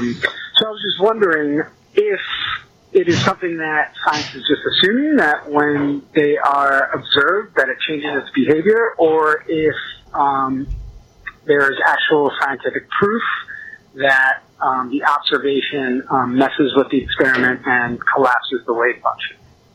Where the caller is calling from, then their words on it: Port Orange, Florida, United States; I am calling from Port Orange, Florida.